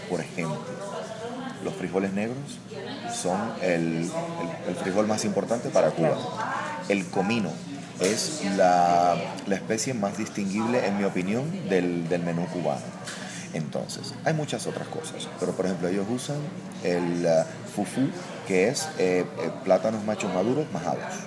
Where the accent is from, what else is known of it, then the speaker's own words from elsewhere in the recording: Puerto Rico; soy puertorriqueño